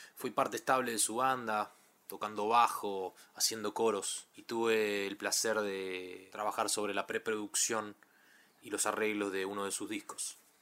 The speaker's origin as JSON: {"language": "Spanish", "town": "Ituzaingó", "region": "Buenos Aires Province", "country": "Argentina", "tie": "born or raised there", "said": "Nací y me crié en Ituzaingó"}